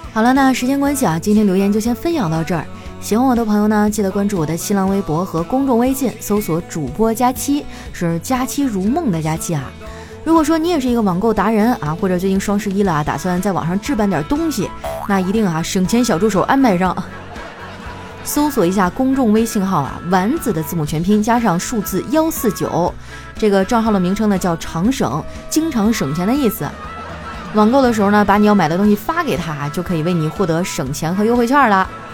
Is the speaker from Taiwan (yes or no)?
no; northern China, China; 我作为一个北方人